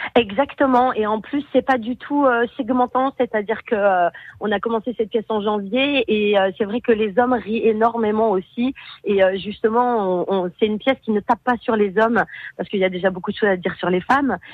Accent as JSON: {"language": "French", "town": "Beaune", "region": "Bourgogne-Franche-Comté", "country": "France", "moved": "yes", "said": "je suis bourguignonne, je suis de Beaune"}